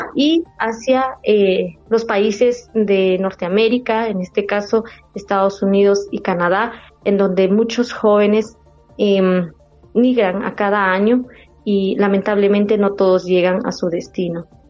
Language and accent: Spanish; Mam people of Guatemala, western Guatemala, Guatemala; first language Mam; Spanish is a second language; Nosotros estamos situados en los departamentos de San Marcos, Huehuetenango, Quetzaltenango y Retauleu, somos el segundo idioma más hablado en el territorio de Guatemala